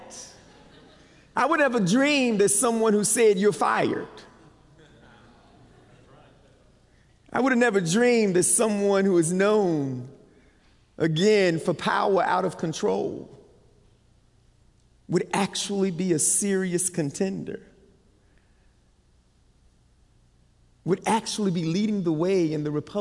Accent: Barco, North Carolina, United States; accent: Southern; I'm from Barco, North Carolina

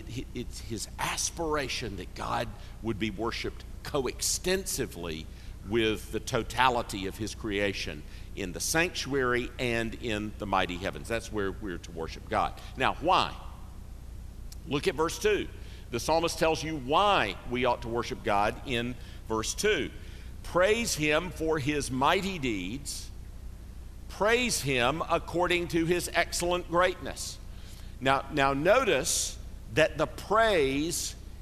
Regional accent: Greenville, South Carolina, United States; I grew up in Greenville, South Carolina

